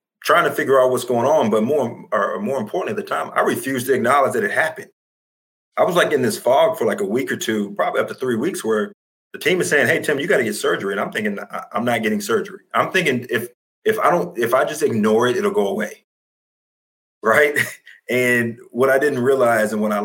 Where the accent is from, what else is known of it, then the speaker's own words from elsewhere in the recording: United States; I'm traded back, you know, to Washington, my hometown where I grew up